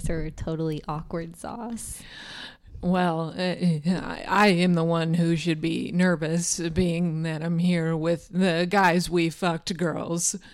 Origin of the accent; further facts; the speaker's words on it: Midwest, United States; I'm born and raised in the Midwest. I'm a salt of the earth woman.